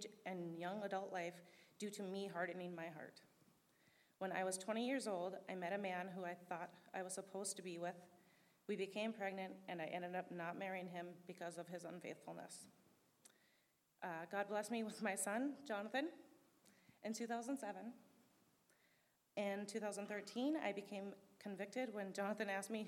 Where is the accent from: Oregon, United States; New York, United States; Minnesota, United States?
Minnesota, United States; also born or lived in San Diego, California / Lakeside, California; We moved here to Minnesota in March of 1995. I was nine.